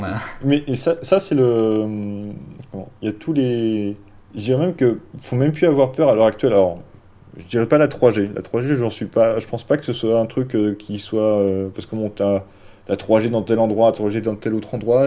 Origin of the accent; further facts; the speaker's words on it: Dijon, Bourgogne-Franche-Comté, France; moved away as an adult; also born or lived in South Asia; je venais pas de Paris, je venais de Dijon